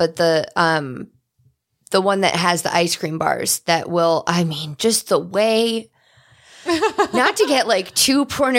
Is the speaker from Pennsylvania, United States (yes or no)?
yes; Wyoming Valley, Pennsylvania, United States; moved away; the Cross Valley, which is the freeway equivalent in my hometown.